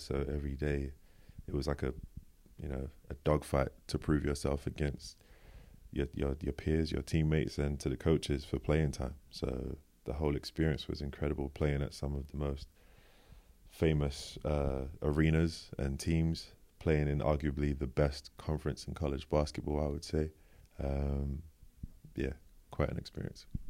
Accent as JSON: {"language": "English", "region": "London", "country": "United Kingdom", "tie": "born or raised there", "said": "I was born in East London, Manor Park, actually. Yeah, good old East London."}